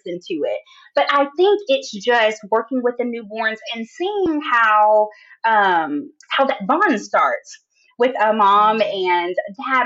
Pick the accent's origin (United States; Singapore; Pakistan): United States; Jackson, Tennessee; I was born in Tennessee, Jackson, Tennessee, which is like a small town